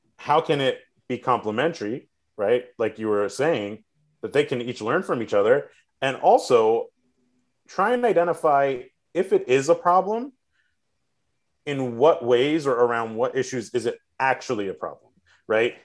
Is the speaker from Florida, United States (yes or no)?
yes; South Florida, United States; I grew up in South Florida and live here